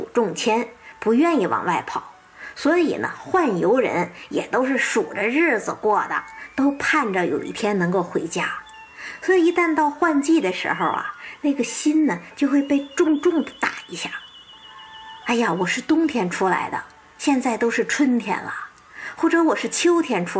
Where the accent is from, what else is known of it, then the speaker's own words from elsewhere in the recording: northern China, China; 你比方说哈，我是北方人，冬天习惯了冰天雪地了